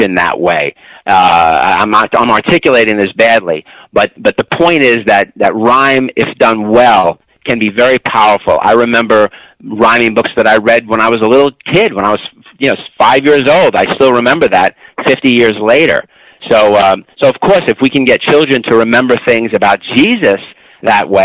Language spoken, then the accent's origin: English; New York City, New York, United States; I'm from Brooklyn, New York